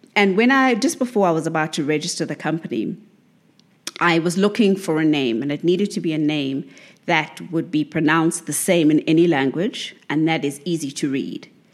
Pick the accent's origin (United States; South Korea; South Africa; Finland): South Africa; as a South African